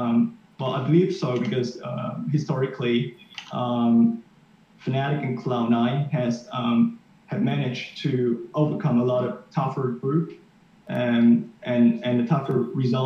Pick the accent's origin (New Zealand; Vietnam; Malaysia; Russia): Vietnam; now in Denmark; I was born in Vietnam.